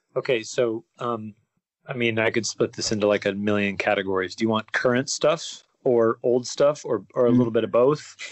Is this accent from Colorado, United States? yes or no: no; near Salt Lake City, Utah, United States; moved away as an adult; now in California, United States; I grew up Mormon in Utah